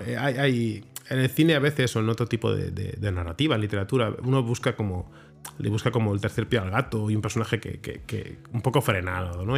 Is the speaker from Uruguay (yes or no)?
no; Barcelona, Catalonia, Spain; la ciudad en la que nací, soy de Barcelona, soy de Sants, y, conozco Barcelona y la quiero